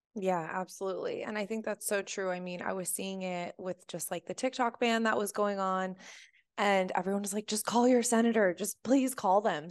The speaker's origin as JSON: {"language": "English", "country": "United States", "tie": "born or raised there", "said": "growing up in the States"}